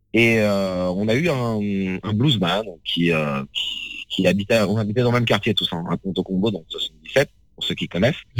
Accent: France; je suis occidental, hein, je suis français, mes parents sont africains

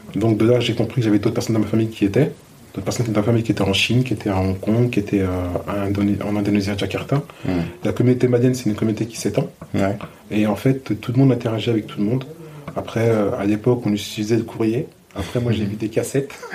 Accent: Chanteloup-les-Vignes, Île-de-France, France; je suis né à chanteloup les vignes

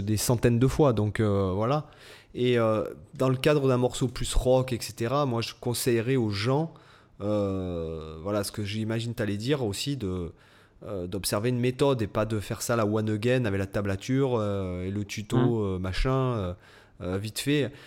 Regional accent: Toulon, Provence-Alpes-Côte d'Azur, France; j'étais de Toulon

